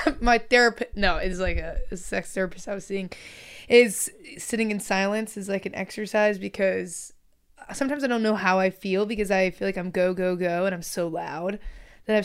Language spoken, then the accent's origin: English; Midwest, United States; now in Los Angeles, United States; I'm from the Midwest